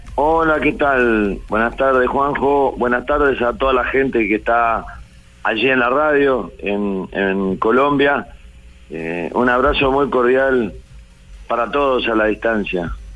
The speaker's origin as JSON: {"language": "Spanish", "region": "Florida", "country": "Uruguay", "tie": "born or raised there", "said": "de mi pueblo, de Florida"}